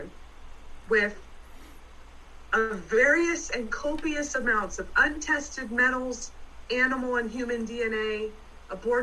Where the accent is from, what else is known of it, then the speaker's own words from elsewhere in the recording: San Francisco Bay Area, California, United States; I grew up in the San Francisco Bay Area